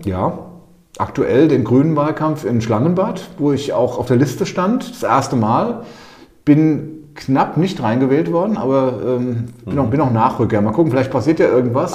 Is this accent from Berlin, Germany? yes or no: no; Walluf, Hesse, Germany; moved away as an adult; also born or lived in Eltville; now in Untertaunus, Germany; geboren in Eltville im Krankenhaus, aber ansonsten Walluffe